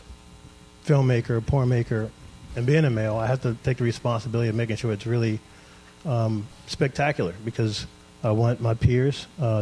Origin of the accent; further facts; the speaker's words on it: Baltimore, Maryland, United States; growing up in Baltimore